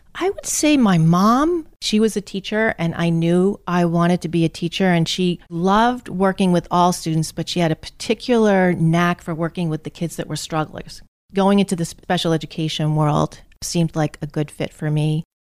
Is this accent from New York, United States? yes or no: no; North Attleboro, Massachusetts, United States; I grew up in North Attleboro in Massachusetts.